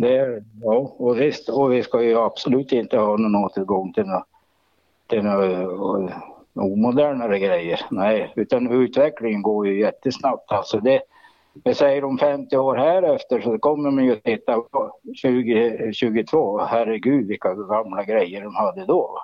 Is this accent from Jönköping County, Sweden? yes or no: no; Jämtland, Sweden; Jag är ju, jag är ju född i Jämtland, uppvuxen i Jämtland